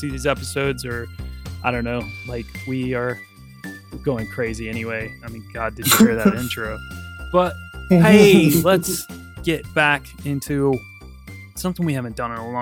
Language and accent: English; United States; now in London, United Kingdom; growing up in America